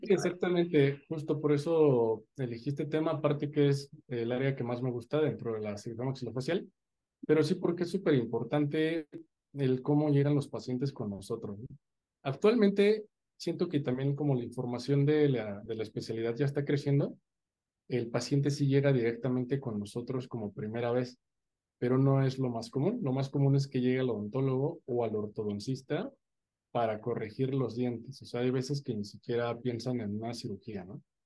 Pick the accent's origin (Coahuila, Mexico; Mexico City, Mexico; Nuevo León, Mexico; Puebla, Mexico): Mexico City, Mexico; moved away as an adult; now in Querétaro, Mexico; soy de la Ciudad de México y estudié mi licenciatura en Ciudad Universitaria, en la UNAM